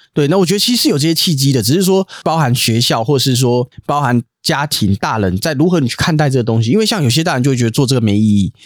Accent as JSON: {"language": "Chinese", "region": "Taipei", "country": "Taiwan", "tie": "born or raised there", "said": "我小时候住在那个东园街，就台北市东园街那里"}